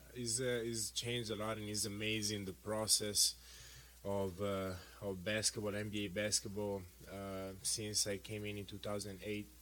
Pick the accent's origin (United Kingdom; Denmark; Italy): Italy; moved away; growing up in Italy uh, with that culture